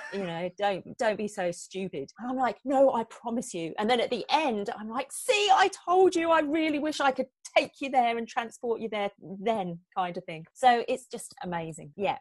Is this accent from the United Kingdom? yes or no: yes; England, United Kingdom; moved away as an adult; now in New Zealand; I'm originally from England, as you can probably tell by my accent. But um, I've been living in New Zealand for the past 19 years